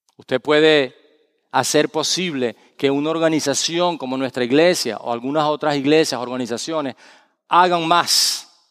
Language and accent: Spanish; Valencia, Carabobo, Venezuela; moved away; en la ciudad de Valencia, donde yo nací, mi ciudad, Valencia, Venezuela, no Valencia, España